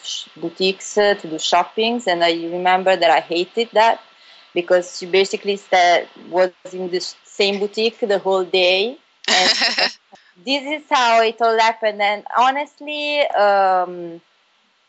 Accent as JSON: {"language": "English", "town": "Bari", "region": "Apulia", "country": "Italy", "tie": "born or raised there", "also_born_or_lived": "Milan", "moved": "as an adult", "said": "I was born and raised in Bari, which is a town in South Italy, Puglia."}